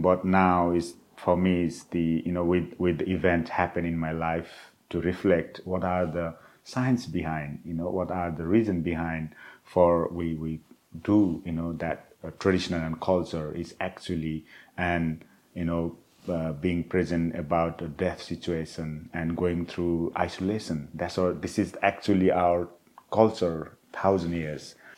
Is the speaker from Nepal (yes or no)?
yes; Nepal; moved away; the culture I grew up in the Himalayas and in Nepal